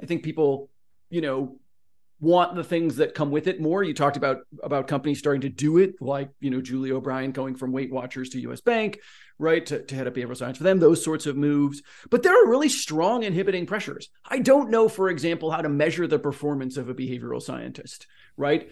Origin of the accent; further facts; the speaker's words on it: Oregon, United States; now in Southern California, United States; I'm from Oregon